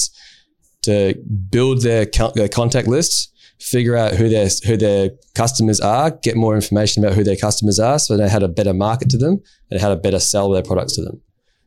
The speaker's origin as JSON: {"language": "English", "town": "Perth", "region": "Western Australia", "country": "Australia", "said": "we're both from Perth, both met up through Perth Crypto Crew back in the day"}